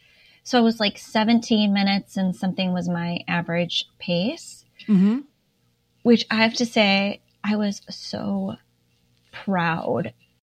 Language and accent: English; Indiana, United States; Laura, I am from Indiana.